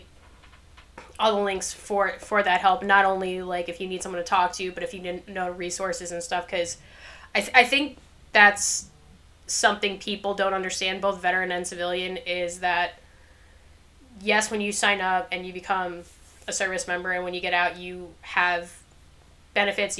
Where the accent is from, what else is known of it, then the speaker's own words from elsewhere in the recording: New York, United States; moved away; also born or lived in North Carolina; we're from New York, and we were in North Carolina